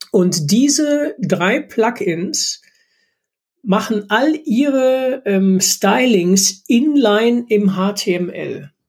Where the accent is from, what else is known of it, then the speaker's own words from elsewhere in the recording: Rhineland, Germany; völlig überrascht war, hier als äh, Rheinländer auf einmal mit 40 oder 50 Zentimetern Schnee